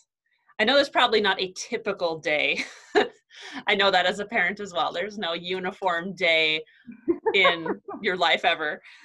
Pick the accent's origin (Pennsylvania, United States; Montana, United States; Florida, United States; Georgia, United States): Montana, United States; Billings; now in Lewistown, United States; I'm from Billings too.